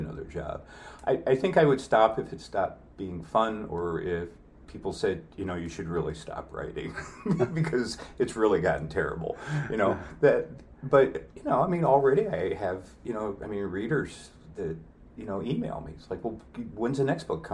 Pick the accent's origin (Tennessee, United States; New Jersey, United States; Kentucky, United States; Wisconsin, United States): New Jersey, United States; now in Clear Lake, United States; those were staples of growing up in New Jersey